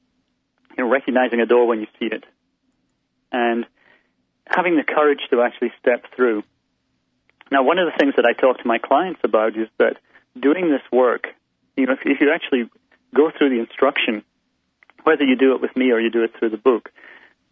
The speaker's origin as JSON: {"language": "English", "region": "Scotland", "country": "United Kingdom", "tie": "born or raised there", "said": "I grew up in Scotland"}